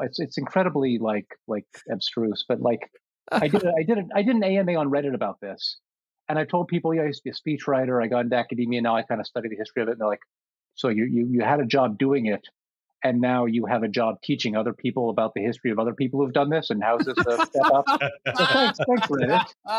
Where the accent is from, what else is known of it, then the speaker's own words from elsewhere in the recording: United States; moved away as an adult; now in Toronto, Canada; Being an American who's been in American politics and came over here for the job, but also because my family sort of wanted to be here.